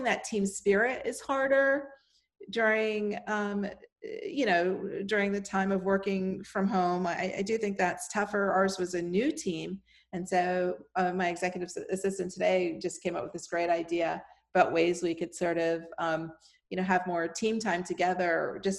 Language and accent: English; Miami, Florida, United States; moved away; I was born and raised in Miami